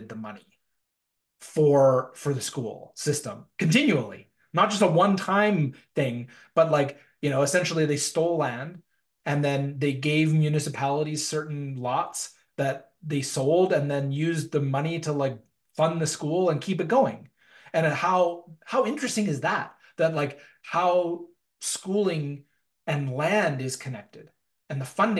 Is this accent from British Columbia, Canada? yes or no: yes; North Vancouver, British Columbia, Canada; moved away as an adult; also born or lived in Ontario / London, United Kingdom / Calgary; now in Winnipeg, Canada; I was born and raised in North Vancouver, in British Columbia